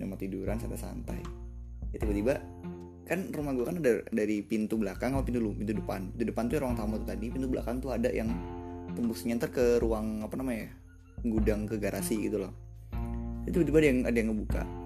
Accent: Jakarta, Indonesia; now in Malang, Indonesia; waktu dulu, waktu di Jakarta, sebelum pindah ke Malang. Iya, jadi asal gua Jakarta

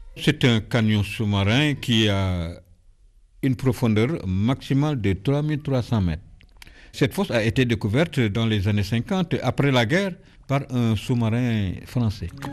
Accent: Cayar, Thiès, Senegal; je suis natif de Caillard depuis 1948

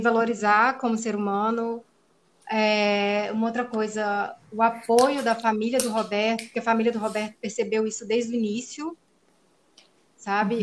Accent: Ipatinga, Minas Gerais, Brazil; moved away as an adult; now in Piracicaba, Brazil; Sou mineira do interior de Minas Gerais, de Patinga

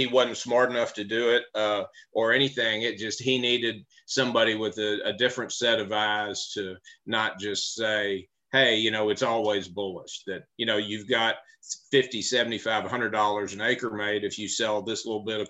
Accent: Memphis, Tennessee, United States; I grew up in Memphis, Tennessee

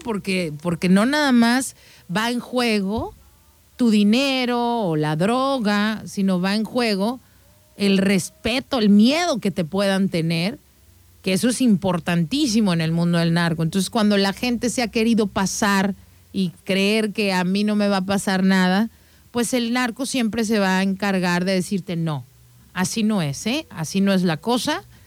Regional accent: Mexico; nosotros como mexicanos

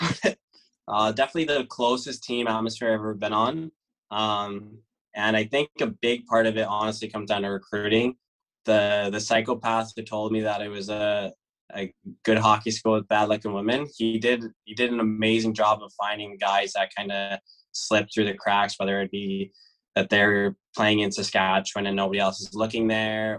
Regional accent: Worcester, Massachusetts, United States; Worcester State, which is my hometown

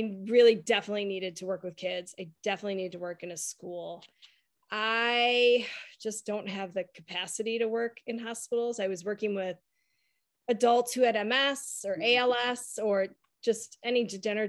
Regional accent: Detroit, Michigan, United States; moved away as an adult; also born or lived in Milwaukee, Wisconsin; I grew up in Detroit. But I moved to Milwaukee to go to Marquette

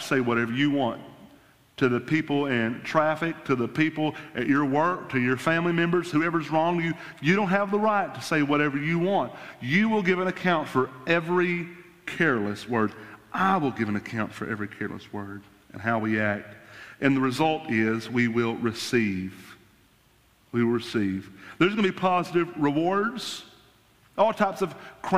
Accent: United States; as American Christians

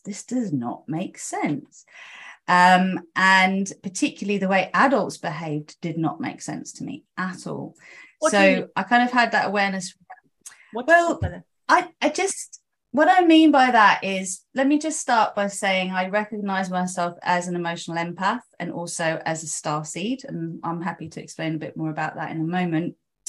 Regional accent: South East England, United Kingdom; born there; Okay, so I was born in Oxfordshire. I am mainly Greek by blood, so my mum's half Greek, my dad's full Greek

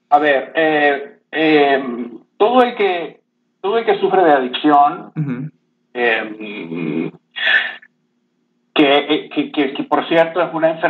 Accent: Venezuela; yo, este, bueno, crecí en Venezuela

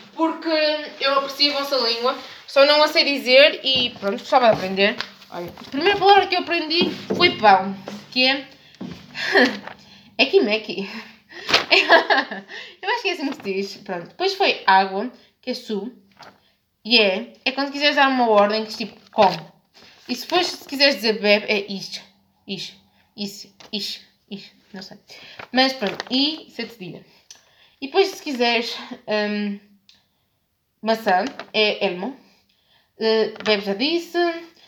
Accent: Norte, Portugal; accent: northern; um sotaque do norte que eu sinto que está a transbordar de mim, porque sim, eu sou do norte

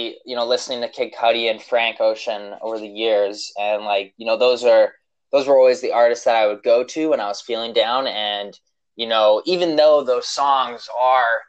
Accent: Vancouver, British Columbia, Canada; I'm from Vancouver, Canada

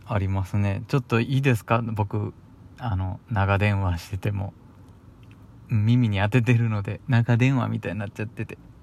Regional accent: Kyoto, Japan; accent: Kansai-ben; also born or lived in Fukuoka; now in Osaka, Japan; 僕長いこと小さい頃から住んでたのは京都なんですよでちょっとだけ福岡に引っ越してたこともいたこともあっで、今大阪でしょ

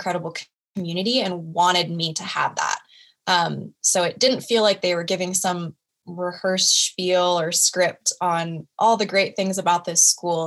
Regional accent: Oregon, United States; moved away as an adult; now in Washington, United States; my hometown in Oregon

